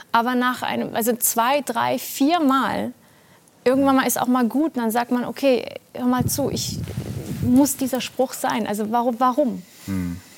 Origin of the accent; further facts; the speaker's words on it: Baden-Württemberg, Germany; Also ein Freund von mir meinte, ah übrigens, wir machen in deinem Land Urlaub. Ich dachte, ich wusste natürlich. In Baden-Württemberg.